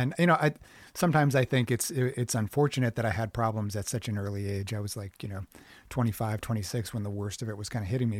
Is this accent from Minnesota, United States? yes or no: yes; Minneapolis, Minnesota, United States; moved away; also born or lived in New York; I'm from Minneapolis